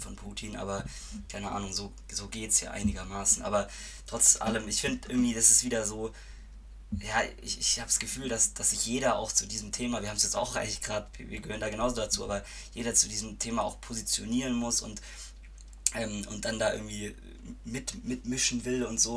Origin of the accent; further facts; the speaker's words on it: Reutlingen, Baden-Württemberg, Germany; moved away as an adult; now in Freiburg, Germany; ich komme eigentlich aus Reutlingen, aber studiere in Freiburg